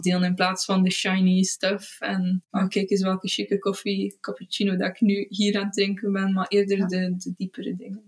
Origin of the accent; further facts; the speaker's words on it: Beselare, Flanders, Belgium; moved away as an adult; now in Izegem, Belgium; En ik ben afkomstig uit Beeselaren, het, het Heksendorp